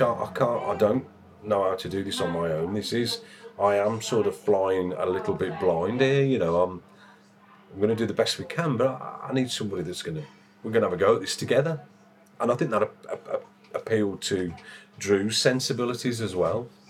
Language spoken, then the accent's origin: English; West Midlands, United Kingdom; now in East Midlands, United Kingdom; I'm from the West Midlands, as the accent might slightly give away.